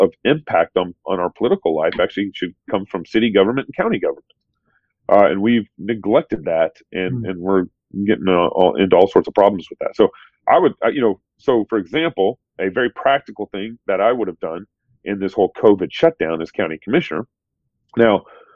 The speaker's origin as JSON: {"language": "English", "region": "Texas", "country": "United States", "tie": "born or raised there", "also_born_or_lived": "Eugene, Oregon", "moved": "as an adult", "lives_now": "Moscow, Idaho, United States", "said": "I grew up in Texas when everybody's a Christian"}